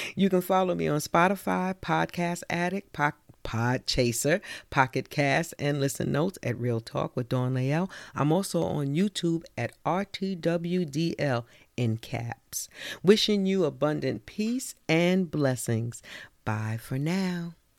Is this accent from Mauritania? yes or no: no; New York, United States; accent: New York; growing up in New York is like growing up anywhere else